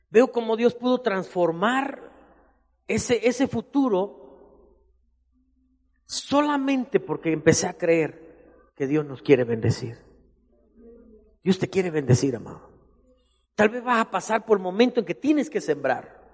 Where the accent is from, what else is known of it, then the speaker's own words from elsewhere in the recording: Matías Romero, Oaxaca, Mexico; Yo crecí en Matías Romero y yo tuve que aprender a componer relojes para estudiar.